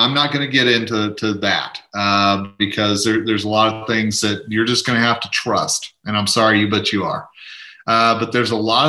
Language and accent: English; Oklahoma, United States; accent: Southern; now in Colorado, United States; And I come from a state originally, you know, I'm originally from Oklahoma. You probably heard the Southern accent.